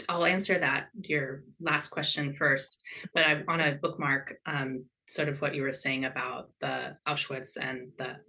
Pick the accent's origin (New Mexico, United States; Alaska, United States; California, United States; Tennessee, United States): Alaska, United States; Southeast; now in Seattle, United States; I grew up in Southeast Alaska